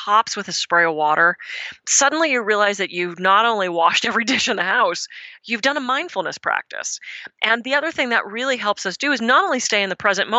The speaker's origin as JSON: {"language": "English", "town": "Pittsburgh", "region": "Pennsylvania", "country": "United States", "moved": "yes", "said": "I'm from the East Coast. I'm from Pittsburgh originally."}